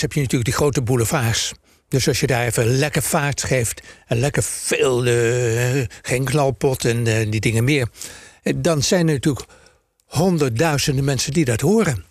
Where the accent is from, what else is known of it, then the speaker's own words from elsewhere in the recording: Amsterdam, North Holland, Netherlands; we zijn geboren en getogen in Amsterdam